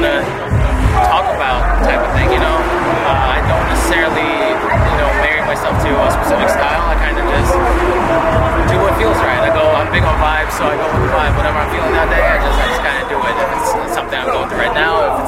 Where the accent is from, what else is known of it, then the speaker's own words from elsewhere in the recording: Russia; English is a second language; moved away; I was born and raised in Russia.